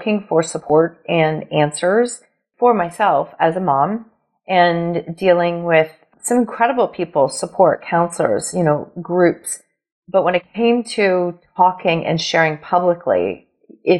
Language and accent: English; Ontario, Canada; I am from Ontario, Canada